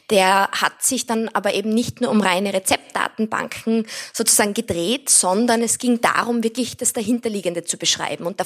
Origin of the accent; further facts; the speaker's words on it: Styria, Austria; Ich bin selbst in der Steiermark am Land aufgewachsen und habe dadurch eine sehr starke Verbundenheit zur Natur gehabt.